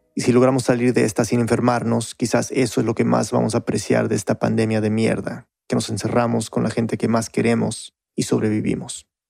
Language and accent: Spanish; Uruguay; now in United States; uruguaya, y escucho Radio Ambulante desde Estados Unidos